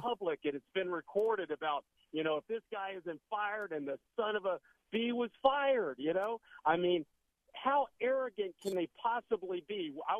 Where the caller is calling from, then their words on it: Riverview, Florida, United States; Hey, Bill. Pleasure. I'm calling from Riverview.